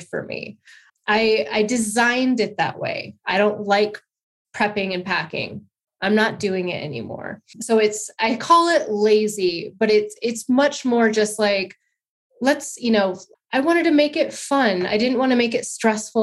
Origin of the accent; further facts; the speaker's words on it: Alaska, United States; I'm from Alaska, so Alaska